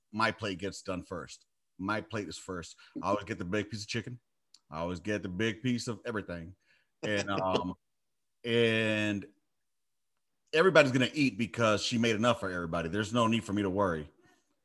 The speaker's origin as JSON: {"language": "English", "town": "Los Angeles", "region": "California", "country": "United States", "tie": "born or raised there", "said": "I grew up in South Central"}